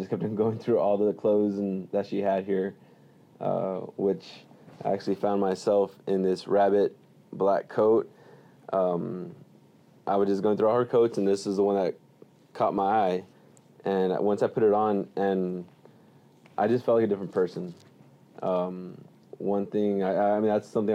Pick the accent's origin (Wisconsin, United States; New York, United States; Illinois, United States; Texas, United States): Texas, United States; Weslaco; I'm here from Wesco, Texas